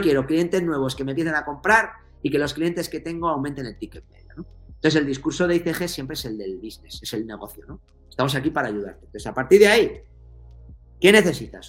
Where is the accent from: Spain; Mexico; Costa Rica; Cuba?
Spain; Navarre; soy navarro